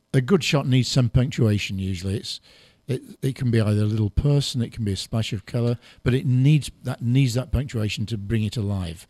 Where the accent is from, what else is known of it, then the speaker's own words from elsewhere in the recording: England, United Kingdom; accent: English; I've got an English